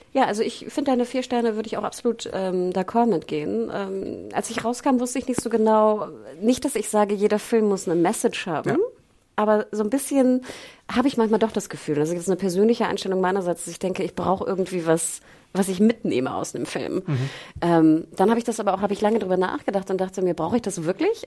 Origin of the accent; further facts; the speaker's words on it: Germany; als Deutsche denkst